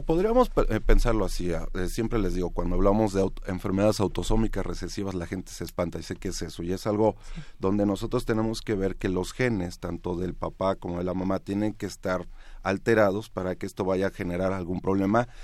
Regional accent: Mexico; como mexicanos

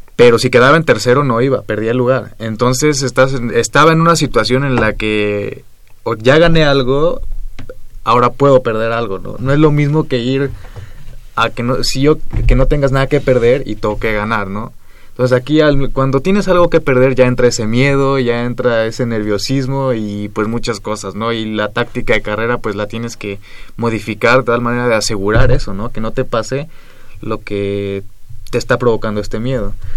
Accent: Temixco, Morelos, Mexico; Del sur de la ciudad, un municipio que se llama Temisco.

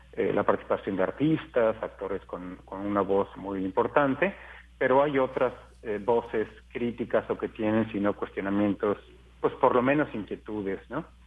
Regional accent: Mexico; para mí como mexicano

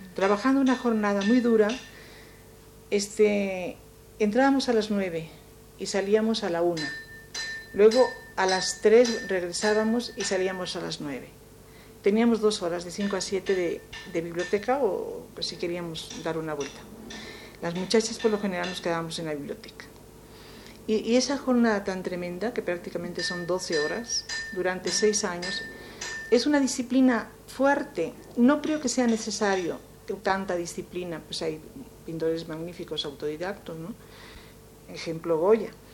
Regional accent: Soria, Castile and León, Spain; moved away as an adult; now in Mexico; soy de, un sitio muy frío que se llama Soria

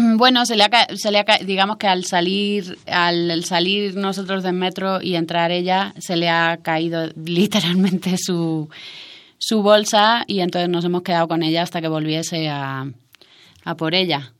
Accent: Almería, Andalusia, Spain; moved away as an adult; also born or lived in Madrid / Canary Islands; yo me crié en Almería, que es, eh, es un, forma parte de Andalucía en España

